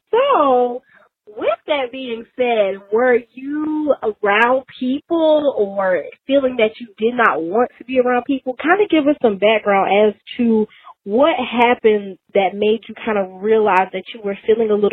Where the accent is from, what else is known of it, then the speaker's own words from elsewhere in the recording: Columbia, South Carolina, United States; I'm from Columbia, South Carolina, in Brent House